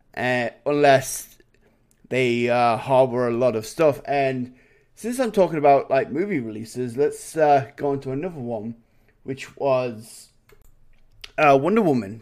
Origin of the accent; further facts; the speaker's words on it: England, United Kingdom; now in Canada; as an Englishman